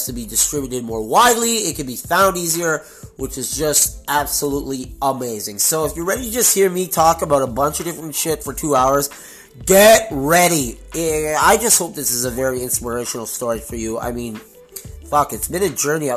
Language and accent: English; Montreal, Quebec, Canada; moved away as an adult; now in Toronto, Canada; born and raised in beautiful Montreal, Quebec.